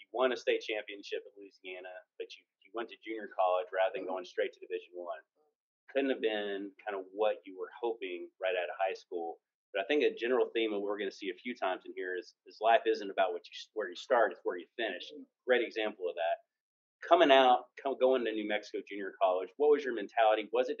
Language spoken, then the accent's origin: English; London, United Kingdom; I'm from London.